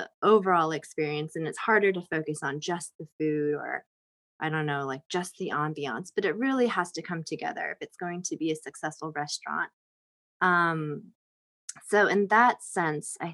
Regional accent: Raleigh, North Carolina, United States; now in New York, United States; I grew up in Raleigh, North Carolina for the most part, so that's the South

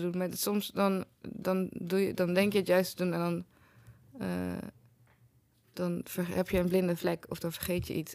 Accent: 's-Hertogenbosch, North Brabant, Netherlands; moved away; in Den Bosch, Vruchtenstraat, 16

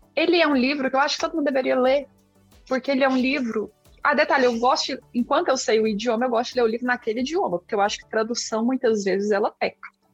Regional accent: Brazil; accent: mineira/goiana; first language Portuguese; also born or lived in Goiás; Bem mineira, né? Mineira barra goiana

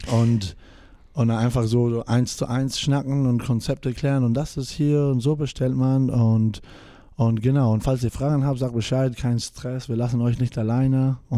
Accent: Spain; German is a second language; also born or lived in New Zealand; ja, ähm, ich bin in Neuseeland geboren. Meine Mutter kommt aus Neuseeland und mein Vater aus, ähm, aus Spanien

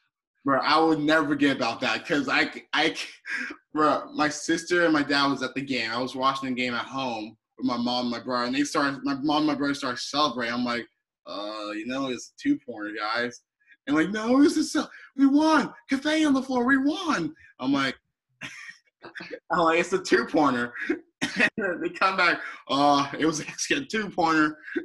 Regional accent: Oklahoma, United States; born there; everybody was calling me bandwagon even though I was born in Oklahoma.

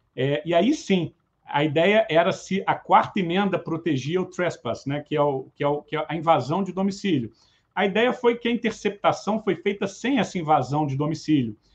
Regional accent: Brazil; como brasileiro

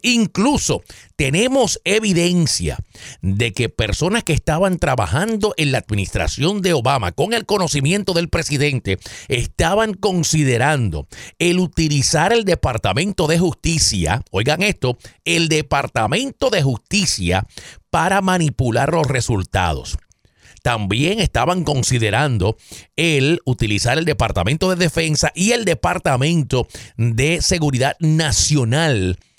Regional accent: Caguas, Puerto Rico; en mi pueblo, yo soy de Caguas, Puerto Rico, un pueblito en el centro de la isla

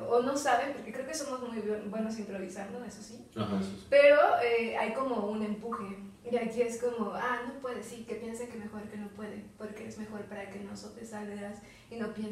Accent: Mexico

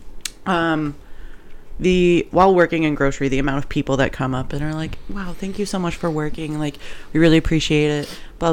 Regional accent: Missouri, United States; Just hot. Missouri.

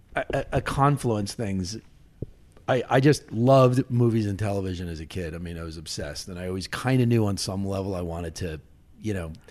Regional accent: Long Island, New York, United States; I grew up on Long Island

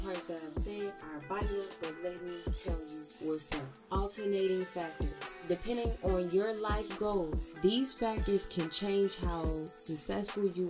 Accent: the South, United States; accent: southern; my southern accent

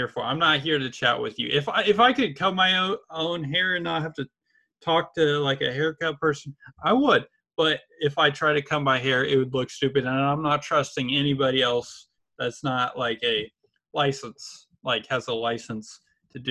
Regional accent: Indianapolis, Indiana, United States; I'm from Indianapolis, my major's TCOM

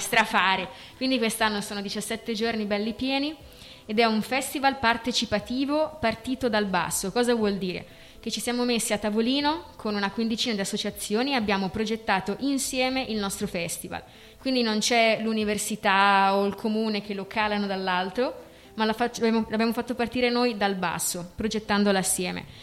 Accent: Ala, Trentino-Alto Adige, Italy; sono di Ala

